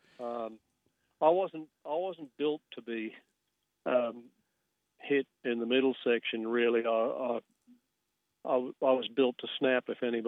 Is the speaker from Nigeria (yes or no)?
no; Grafton, New South Wales, Australia; moved away as an adult; now in Sydney, Australia; I grew up in Grafton